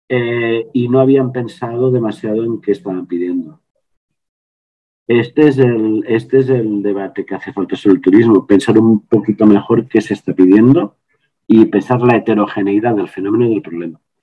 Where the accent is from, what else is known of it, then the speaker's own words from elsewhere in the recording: Les Cases d'Alcanar, Catalonia, Spain; moved away; mi pueblo de origen son 700 personas